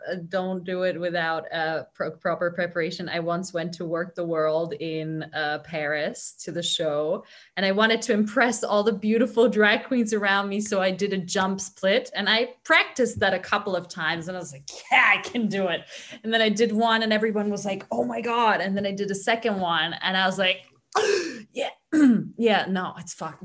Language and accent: English; Hungary; now in Vienna, Austria; my home country is Hungary